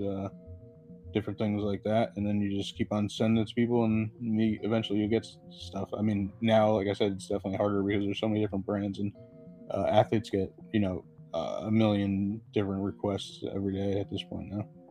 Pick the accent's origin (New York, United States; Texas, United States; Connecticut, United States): Connecticut, United States; I'm from Connecticut